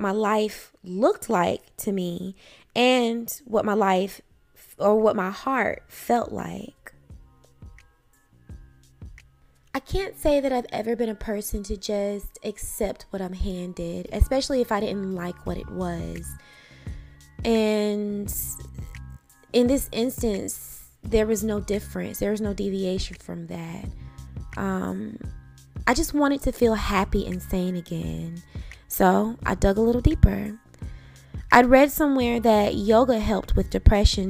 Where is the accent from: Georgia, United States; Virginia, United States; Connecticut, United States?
Georgia, United States; Athens; also born or lived in Atlanta, Georgia; I grew up in Athens, Georgia with my mother and two brothers